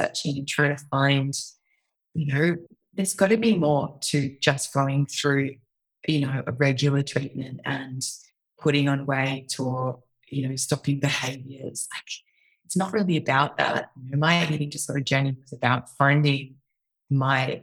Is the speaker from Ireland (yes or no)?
no; Australia; moved away as an adult; also born or lived in New York; being an Australian